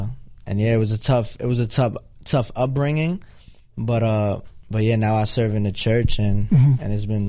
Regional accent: New York City, New York, United States; I just grew up in New York all my life, really. I grew up, you know, I grew up in the hood. I grew up in like dangerous neighborhoods and stuff like that.

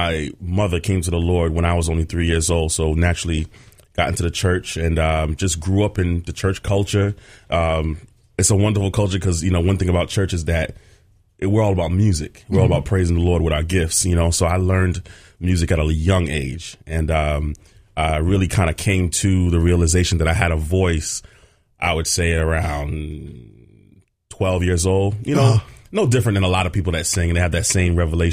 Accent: New York City, New York, United States; moved away as an adult; now in Bayonne, United States; Born and raised, Brooklyn, New York, Midwood High School

